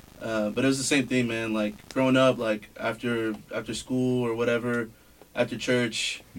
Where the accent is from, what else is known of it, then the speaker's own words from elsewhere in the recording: Austin, Texas, United States; also born or lived in Dallas, Texas; So, I was born in Dallas. All my family's in Dallas. But my mom and I moved here in Austin when I was 3.